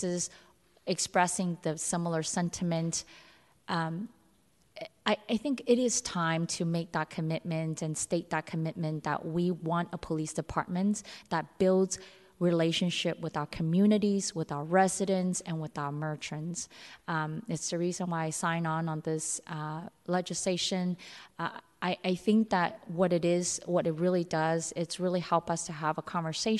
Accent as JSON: {"language": "English", "town": "San Francisco", "region": "California", "country": "United States", "tie": "born or raised there"}